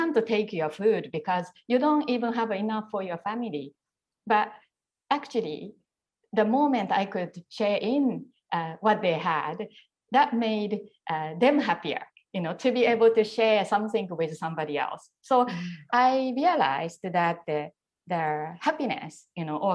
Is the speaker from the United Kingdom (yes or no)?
no; Japan; also born or lived in Tokyo; when I was young and I grew up in Japan